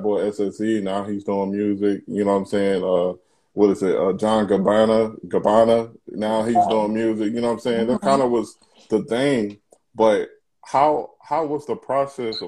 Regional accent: Hampton, Virginia, United States; I'm from Hampton.

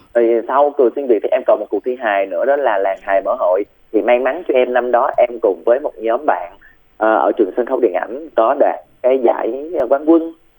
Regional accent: Bac Lieu, Vietnam; quê em là ở bạc liêu

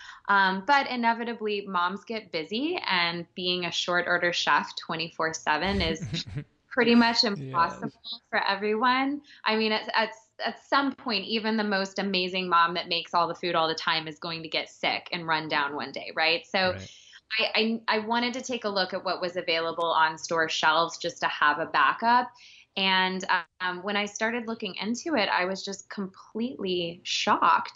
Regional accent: Texas, United States; now in New York City, United States; born and raised in Texas and moved to New York.

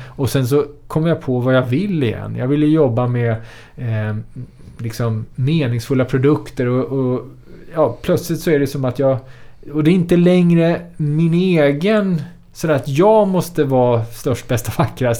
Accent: Sweden; vara född och uppvuxen i Sverige

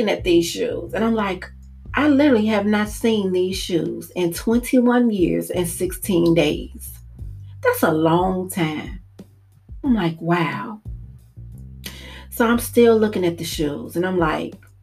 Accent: Maywood, Illinois, United States; I'm from Maywood

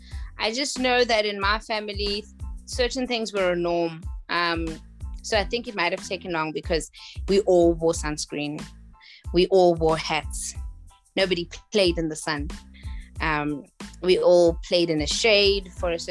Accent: South Africa; I am from South Africa

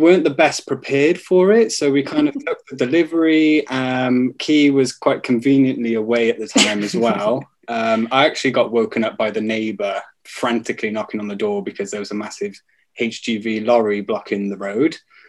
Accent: Wales, United Kingdom; because I'm Welsh.

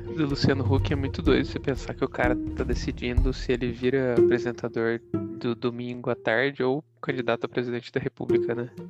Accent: Minas Gerais, Brazil; now in Itupeva, Brazil; Eu sou mineiro

